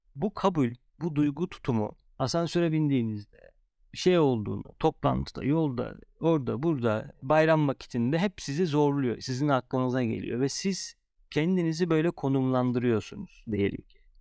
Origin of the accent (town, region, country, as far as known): Turkey